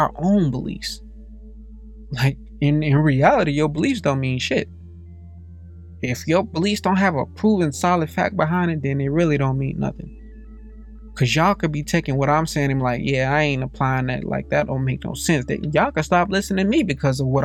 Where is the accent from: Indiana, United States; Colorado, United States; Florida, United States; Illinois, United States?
Indiana, United States; Gary; I didn't meet too many white people growing up in Gary, Indiana